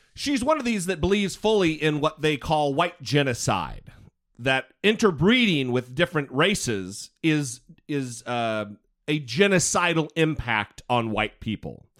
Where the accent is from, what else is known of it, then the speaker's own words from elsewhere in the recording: Idaho, United States; I grew up in Idaho.